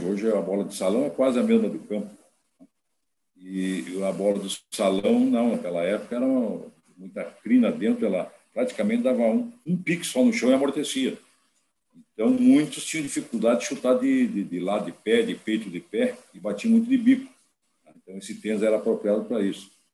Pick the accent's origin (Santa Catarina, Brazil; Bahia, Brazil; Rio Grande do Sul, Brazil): Rio Grande do Sul, Brazil; São Borja; nós nos criamos, o estádio perto do Internacional de São Borja